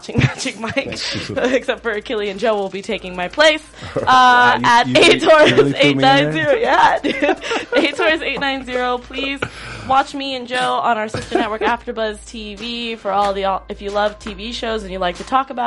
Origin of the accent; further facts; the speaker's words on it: Philippines; I'm Filipino